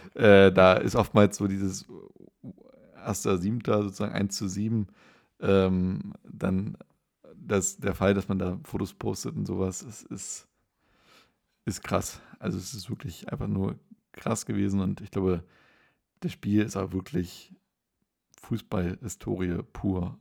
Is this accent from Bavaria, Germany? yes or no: no; Schweinitz, Saxony-Anhalt, Germany; in meinem Heimatort in Schweinitz